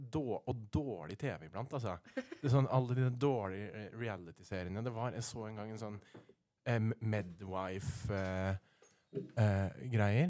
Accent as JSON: {"language": "Norwegian", "town": "Rena", "region": "Innlandet", "country": "Norway", "moved": "yes", "lives_now": "Oslo, Norway", "said": "jeg kommer faktisk fra Rena"}